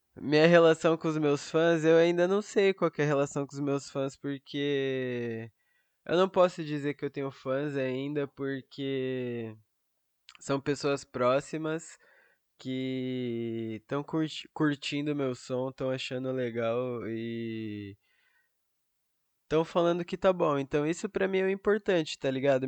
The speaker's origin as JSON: {"language": "Portuguese", "region": "São Paulo", "country": "Brazil", "said": "Eu sou de São Paulo, capital"}